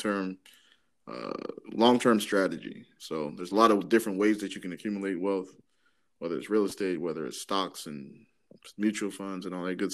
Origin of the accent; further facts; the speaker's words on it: Maryland, United States; also born or lived in Dallas; I'm from Maryland, grew up in Maryland